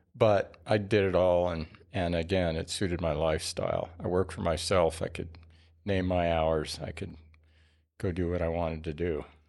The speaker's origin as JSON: {"language": "English", "town": "Albuquerque", "region": "New Mexico", "country": "United States", "tie": "born or raised there", "moved": "as an adult", "lives_now": "Tucson, United States", "said": "I grew up in Albuquerque and went to school"}